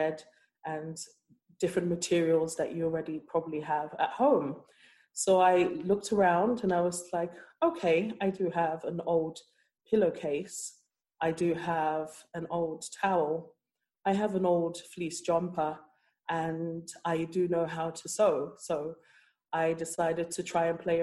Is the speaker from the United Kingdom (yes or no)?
yes; London, United Kingdom; moved away as an adult; also born or lived in Nigeria; now in Cork, Ireland; I grew up in London and I moved to Cork